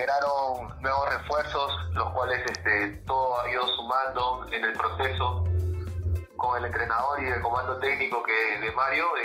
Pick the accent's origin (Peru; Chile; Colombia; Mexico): Peru; Huacho, Lima; Nací en Huacho, Huacho, Perú, Huacho, distrito Huacho, de, este, provincia de Guaura, departamento de Lima.